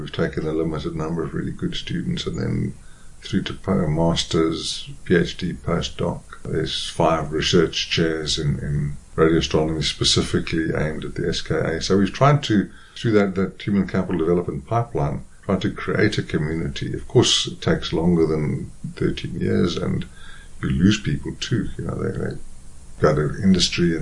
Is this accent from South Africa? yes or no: yes; South Africa